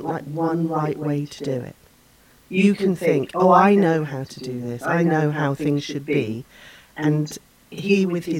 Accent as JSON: {"language": "English", "region": "England", "country": "United Kingdom", "tie": "born or raised there", "moved": "as an adult", "lives_now": "Canada", "said": "I grew up in England"}